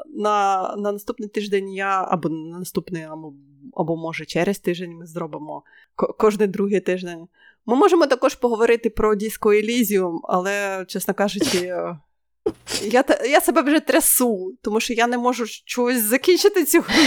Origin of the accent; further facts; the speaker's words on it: Ukraine; ми з України